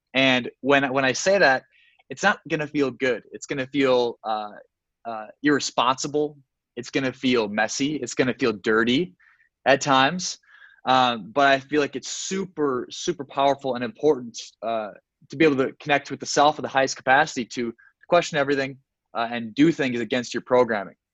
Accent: Sioux Falls, South Dakota, United States; moved away as an adult; now in Miami, United States; I eventually moved to Miami, Florida, from my hometown of Sioux Falls, South Dakota

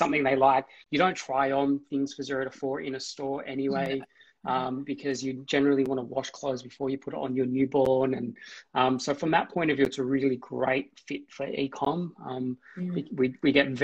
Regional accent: Australia; we're an Australian Lebanese family

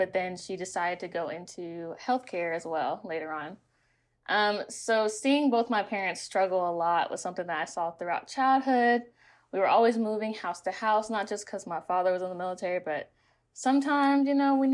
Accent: Fayetteville, North Carolina, United States; now in Atlanta, United States; I'm originally from Fayetteville, North Carolina

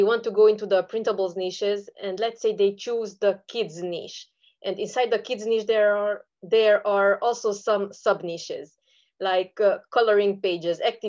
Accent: Romania; I am from Eastern Europe. I am from Romania.

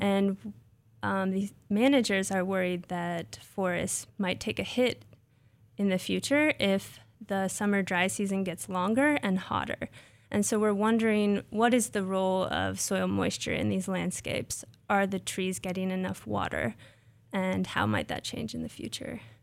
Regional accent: Nebraska, United States; moved away as an adult; also born or lived in Ohio; I grew up in Nebraska.

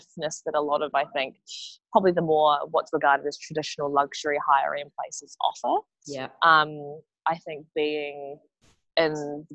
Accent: Wellington, New Zealand; moved away as an adult; also born or lived in South Korea (heritage); now in Sydney, Australia; Born and raised in Wellington

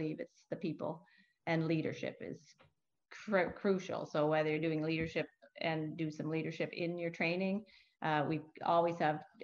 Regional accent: New Brunswick, Canada; moved away as an adult; now in Halifax, Canada; I'm not from here, I'm from New Brunswick.

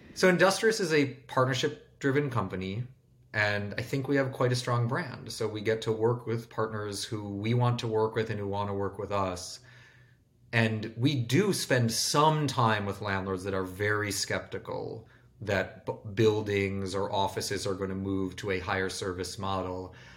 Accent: Bloomfield Hills, Michigan, United States; I grew up in Michigan in a suburb called Bloomfield Hills where there was no downtown.

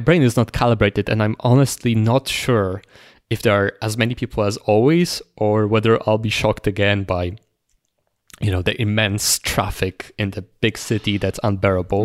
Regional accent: Toruń, Kuyavian-Pomeranian Voivodeship, Poland; moved away as an adult; now in Warsaw, Poland; it's my hometown, so you know, large chunk of, of my closest friends are there

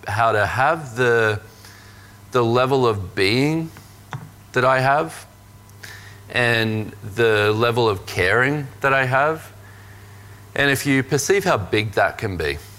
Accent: Australia; growing up in Australia as a man

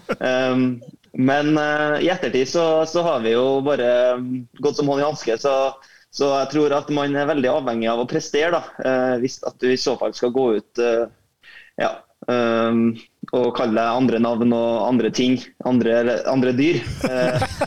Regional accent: Trondheim, Trøndelag, Norway; man, er fra den byen, eh, byen klubben spiller

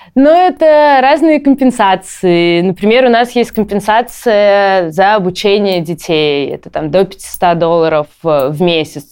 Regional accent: Saint Petersburg, Russia; я из Петербурга, у нас там колец нету

